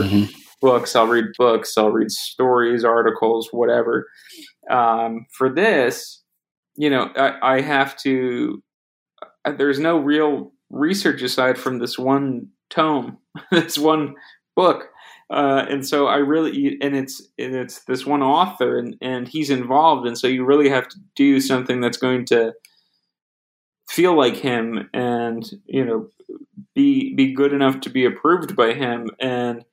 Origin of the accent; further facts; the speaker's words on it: New Jersey, United States; I grew up in New Jersey, and I'm in New Jersey right now